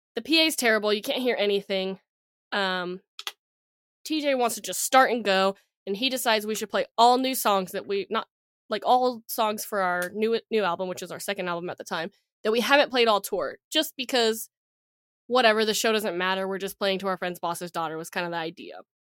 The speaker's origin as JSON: {"language": "English", "region": "Texas", "country": "United States", "said": "we're from Texas"}